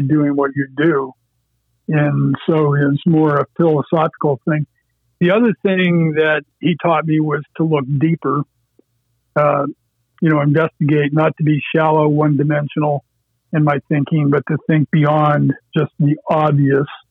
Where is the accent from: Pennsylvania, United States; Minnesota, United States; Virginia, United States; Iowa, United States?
Pennsylvania, United States; Erie County; I grew up in Erie County on a little farm pond